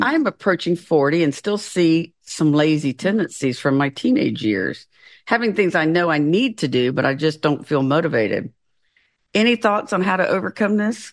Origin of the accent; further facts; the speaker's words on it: the South, United States; moved away as an adult; also born or lived in Florida / Washington State; I'm from the South